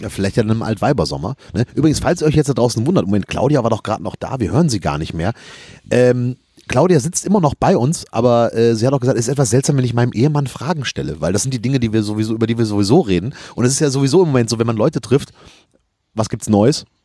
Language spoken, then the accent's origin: German; Rhineland, Germany; ich bin Rheinländer